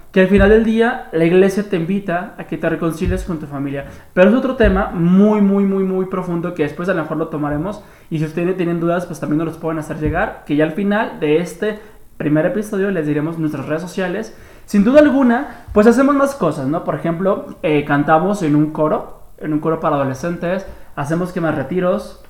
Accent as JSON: {"language": "Spanish", "town": "Guadalajara", "region": "Jalisco", "country": "Mexico", "said": "vivo en más y menos que Guadalajara, Jalisco"}